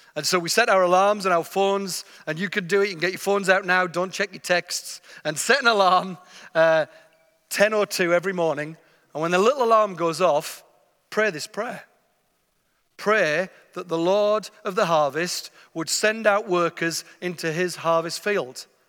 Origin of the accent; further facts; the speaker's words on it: England, United Kingdom; I'm from England, you can tell already.